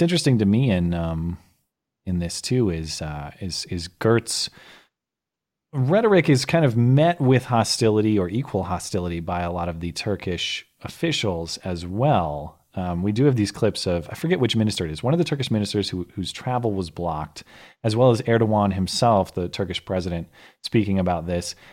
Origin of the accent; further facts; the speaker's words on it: United States; I am just an American rube